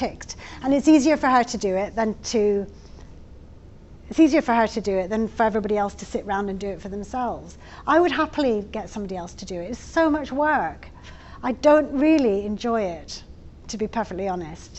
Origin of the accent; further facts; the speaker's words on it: Scotland, United Kingdom; now in England, United Kingdom; I'm Scottish